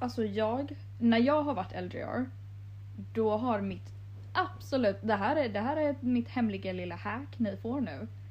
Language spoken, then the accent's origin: Swedish; Jönköping, Jönköping County, Sweden; jag är från Jönköping